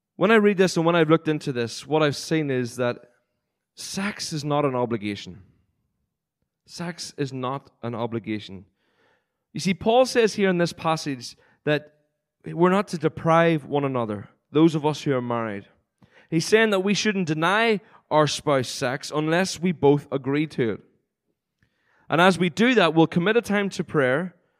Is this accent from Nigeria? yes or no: no; Cookstown, Northern Ireland, United Kingdom; moved away; Cookstown, which I'm sure a lot of you pe-, wouldn't have heard before, but it's the place where I grew up when I was born in Northern Ireland.